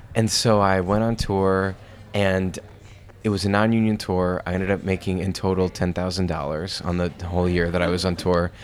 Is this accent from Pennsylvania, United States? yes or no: yes; Lancaster, Pennsylvania, United States; moved away as an adult; now in New York, United States; those two theaters in my hometown